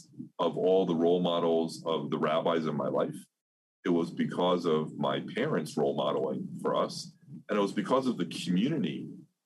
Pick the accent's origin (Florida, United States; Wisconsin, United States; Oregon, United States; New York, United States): New York, United States; Lynbrook; also born or lived in Brooklyn, New York; now in Pittsburgh, United States; we moved from Brooklyn to Long Island, New York, only about 45 minutes away, but a world of difference. And as I was growing up at Temple Emmanuel of Lynbrook